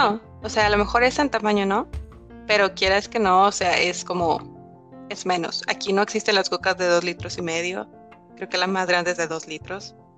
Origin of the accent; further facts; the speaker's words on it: Mexico; moved away as an adult; now in Madrid, Spain; soy mexicana.